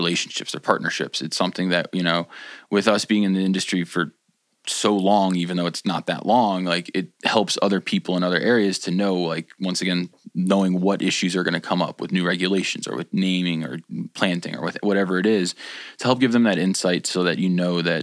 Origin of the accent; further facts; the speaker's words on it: New Jersey, United States; now in Colorado, United States; I grew up in New Jersey